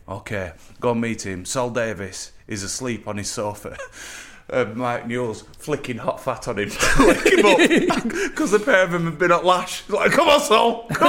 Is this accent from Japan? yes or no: no; Preston, North West England, United Kingdom; also born or lived in Blackpool; You know I'm from Preston, but I'm a donkey lasher, aren't I?